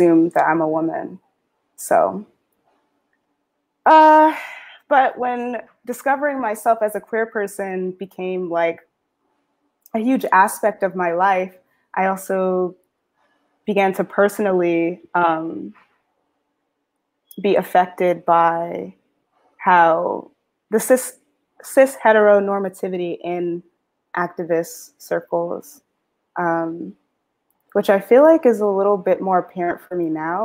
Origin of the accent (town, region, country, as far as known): New Haven, Connecticut, United States; born or raised there; also born or lived in Boston